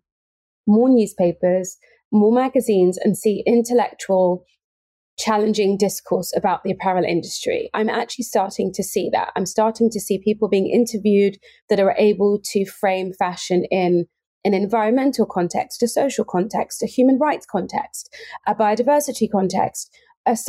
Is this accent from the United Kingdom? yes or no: yes; Cambridge, East of England, United Kingdom; born and raised in Cambridge